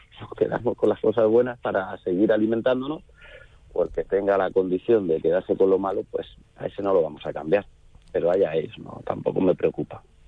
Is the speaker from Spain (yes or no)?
yes; Córdoba, Andalusia, Spain; aquí en mi plaza, en mi tierra, en Córdoba